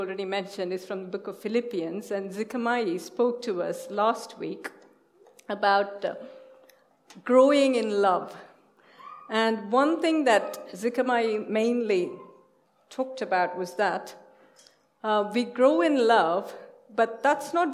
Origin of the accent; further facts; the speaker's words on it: India; moved away; we are from India